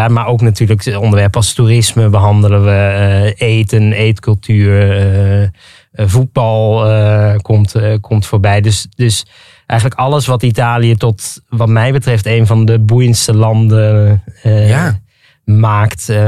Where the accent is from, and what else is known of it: Netherlands; born or raised there